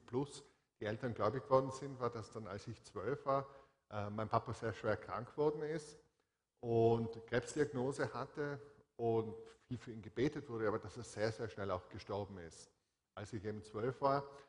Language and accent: German; Innsbruck, Tyrol, Austria; accent: Tyrolean; also born or lived in Hall in Tirol; ich bin in Innsbruck geboren